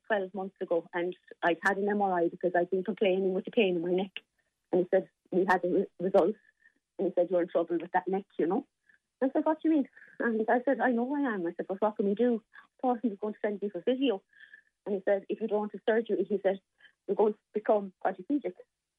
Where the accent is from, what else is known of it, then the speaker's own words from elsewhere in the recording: Limerick, Munster, Ireland; I'm from Limerick and my family are as well. So, you know, we go back a long way.